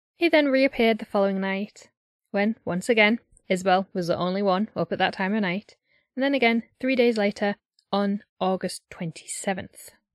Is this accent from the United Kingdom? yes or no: yes; Yorkshire and the Humber, United Kingdom; I'm from Yorkshire